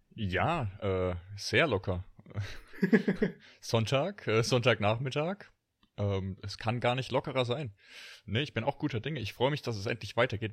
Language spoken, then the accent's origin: German; Rhineland-Palatinate, Germany; Pfälzer Bub